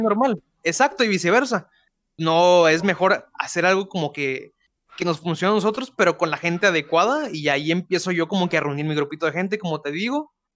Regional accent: Guadalupe, Nuevo León, Mexico; soy nacido en Guadalupe, Nuevo León, México. Este, toda mi vida de aquí y yo creo que para siempre, ¿eh?

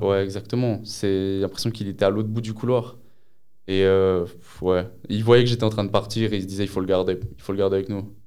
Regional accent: Lausanne, Vaud, Switzerland; j'ai 20 ans, je viens de Lausanne

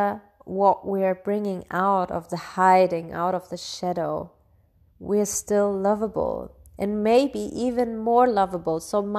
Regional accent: Bavaria, Germany; I grew up in Bavaria, in Germany, and as one of the only like foreigners in this region.

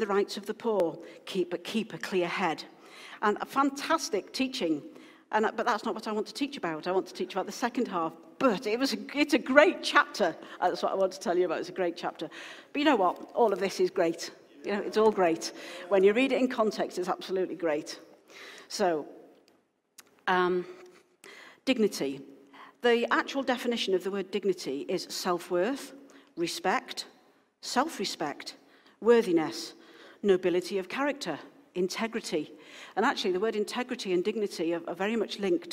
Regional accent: Wales, United Kingdom; now in Wakefield, United Kingdom; because I'm originally from Wales and I'm Welsh heritage

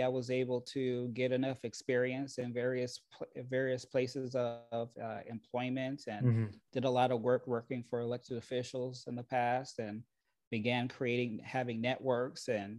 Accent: Rialto, California, United States; also born or lived in Montclair, California / Ontario, California / Chino, California; now in Moreno Valley, United States; I was raised in the Inland Empire.

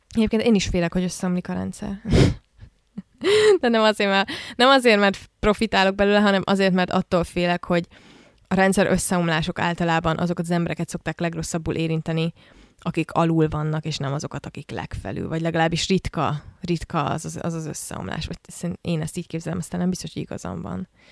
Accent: Hungary; egész életemben ebben a rendszerben nőttem föl, ami Magyarországon

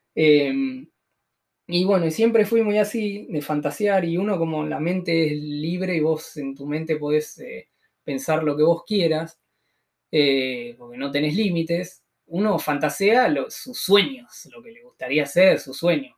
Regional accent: Tres Arroyos, Buenos Aires Province, Argentina; soy de Tres Arroyos, que es una ciudad de unos 70.000 habitantes más o menos, ah, que está a 500 kilómetros al sur de Cava.

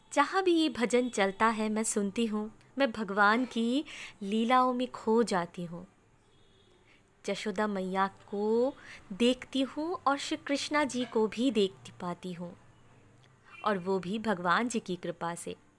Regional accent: West Bengal, India; मैं वेस्ट बंगाल से बिलोंग करती हूँ

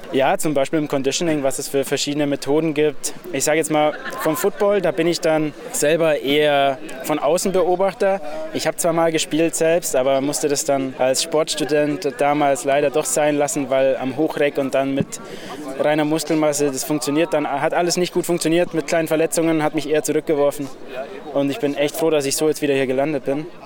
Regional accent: Augsburg, Bavaria, Germany; ich komme aus Augsburg

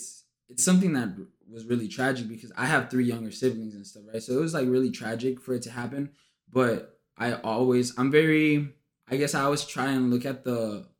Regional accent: Laredo, Texas, United States; moved away as an adult; also born or lived in Victoria, Texas; now in San Antonio, United States; I'm actually from Laredo. Like, my family lives there

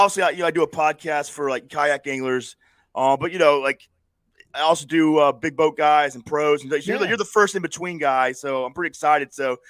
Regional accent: Florida, United States; I just because I grew up in Florida, and so the bands like

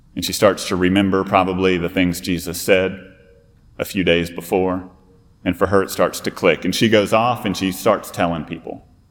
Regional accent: Fort Worth, Texas, United States; now in South Carolina, United States; I'm actually a Fort Worth native

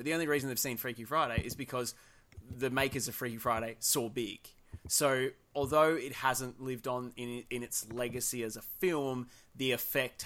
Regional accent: Australia; we're Australian

